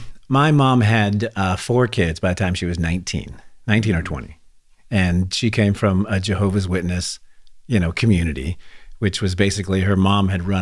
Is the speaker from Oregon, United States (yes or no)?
no; Santa Monica, California, United States; born there; also born or lived in Redding / Anderson; This was in Los Angeles. So I was born in Santa Monica.